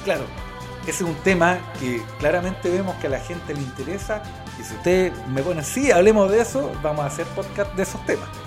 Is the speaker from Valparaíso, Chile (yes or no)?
no; Lautaro, Araucanía, Chile; also born or lived in Galvarino, Chile; Después ya siete años me fui a Lautaro, mis papás con familia en Lautaro.